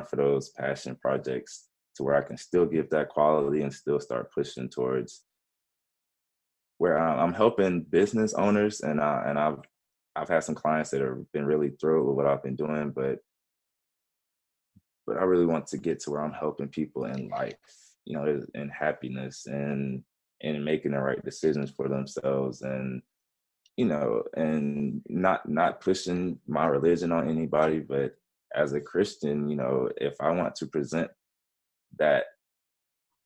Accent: Georgia, United States; born or raised there; also born or lived in Memphis, Tennessee

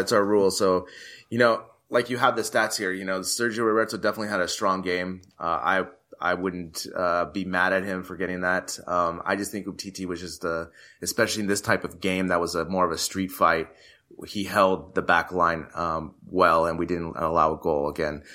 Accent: United States; me being American

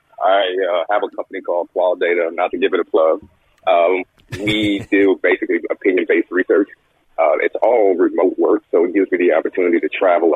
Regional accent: New Orleans, Louisiana, United States; also born or lived in Malaysia; now in North Carolina, United States; New Orleans is my hometown. That's my birthplace.

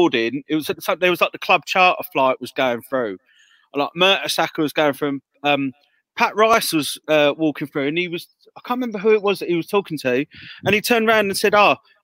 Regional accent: Croydon, London, United Kingdom; moved away; I'm from Croydon originally, so some of my family are Palace fans

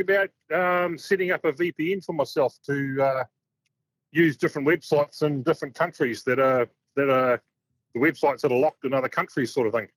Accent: New Zealand; also born or lived in Perth; I am from New Zealand, but I'm actually over in Perth at the moment.

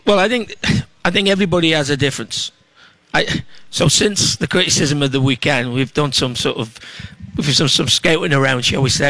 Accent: England, United Kingdom; now in Minneapolis, United States; I'm an English

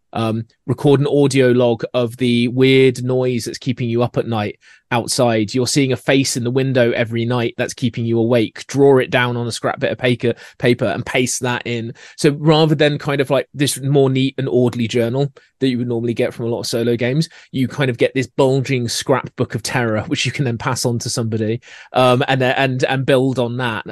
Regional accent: Scotland, United Kingdom; accent: Scottish; my accent coming in with the Scottish way of doing it

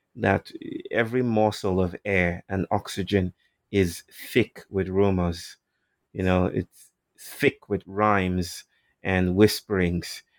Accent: Nigeria; I'm from Nigeria, and um, I was just telling a story a while ago about awakenings, how I was um, brought up in a largely Christian world.

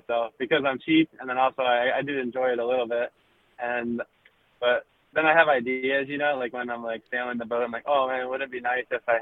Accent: North Carolina, United States; moved away; I'm from North Carolina, originally.

